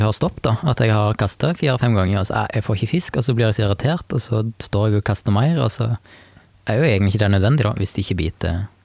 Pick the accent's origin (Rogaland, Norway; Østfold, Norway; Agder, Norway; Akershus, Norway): Rogaland, Norway; Jæren; hjemme på Jæren